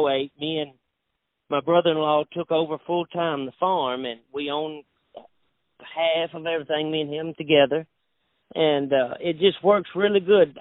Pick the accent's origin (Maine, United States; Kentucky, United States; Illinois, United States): Kentucky, United States; Lafayette; I'm from Lafayette, South Christian, and we farm dark tobacco